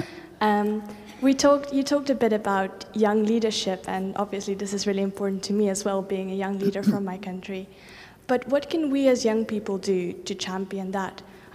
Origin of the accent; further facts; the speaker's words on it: Namibia; I'm from Namibia